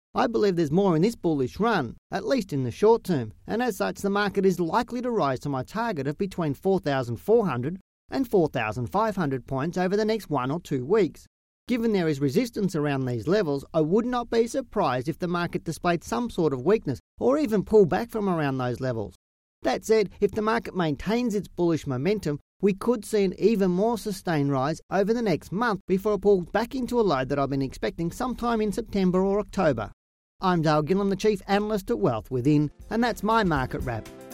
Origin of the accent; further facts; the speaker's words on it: Australia